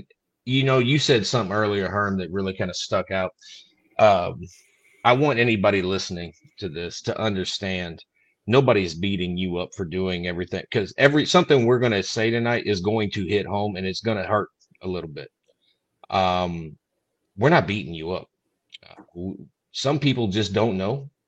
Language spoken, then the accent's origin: English; Scotland, United Kingdom; so anybody that knew me prior to this, being a Scot, knew my ex-wife.